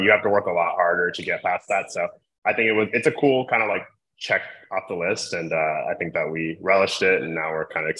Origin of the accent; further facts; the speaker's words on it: Columbus, Ohio, United States; I went to Ohio State because I grew up in the Midwest. I grew up in Columbus.